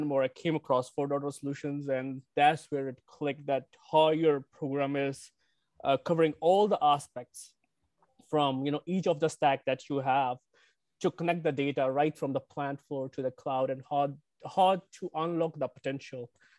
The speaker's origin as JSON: {"language": "English", "town": "Detroit", "region": "Michigan", "country": "United States", "said": "I'm from Detroit."}